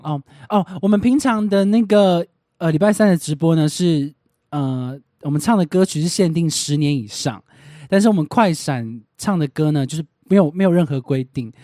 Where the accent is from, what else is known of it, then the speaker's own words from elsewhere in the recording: Kaohsiung, Taiwan; 我是高雄人， 我是高雄小港人